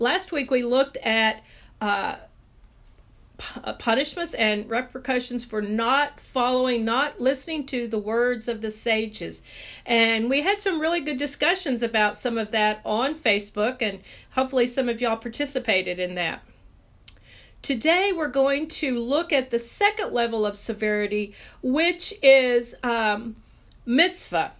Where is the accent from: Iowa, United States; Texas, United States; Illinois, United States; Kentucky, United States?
Texas, United States